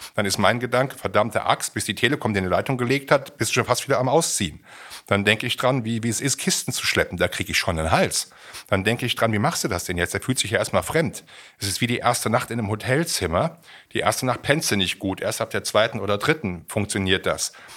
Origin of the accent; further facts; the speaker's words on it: Siegen, North Rhine-Westphalia, Germany; meiner Heimatregion in Siegen